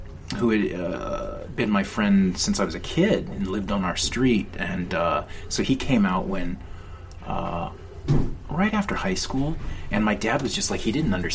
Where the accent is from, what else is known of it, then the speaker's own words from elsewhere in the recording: Longview, Washington, United States; I grew up in Longview